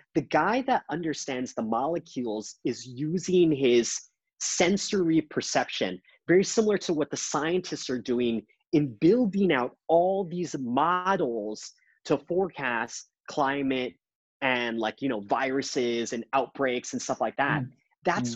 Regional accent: Canada; I, I've come as a Canadian

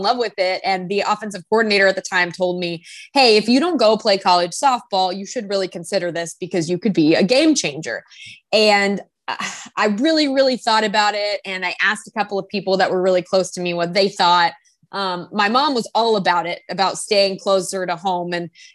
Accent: Fort Worth, Texas, United States; I grew up in Texas, in Fort Worth, Texas

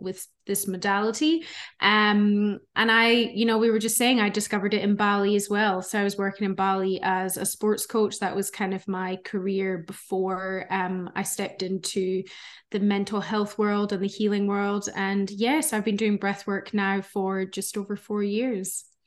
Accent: Scotland, United Kingdom; moved away as an adult; also born or lived in Melbourne, Australia; now in Gold Coast, Australia; you guys might hear an accent. So I'm originally from Scotland, um, but I've been living in Australia for thirteen years now.

